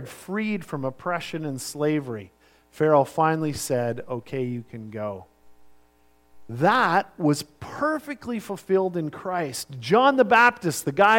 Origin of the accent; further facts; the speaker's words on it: Sunshine Coast, British Columbia, Canada; I grew up on the Sunshine Coast, in the late 70s and all through the 80s